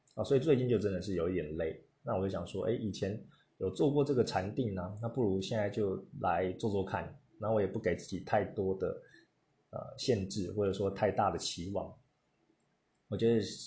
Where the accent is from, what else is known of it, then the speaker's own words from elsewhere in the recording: Taiwan; 我是从台湾来的，那我的家乡有什么东西？